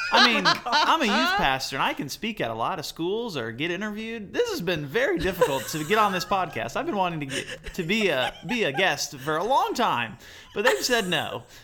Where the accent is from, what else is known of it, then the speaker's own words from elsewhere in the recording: Georgia, United States; moved away as an adult; also born or lived in Johnson University, Tennessee; my hometown in Georgia.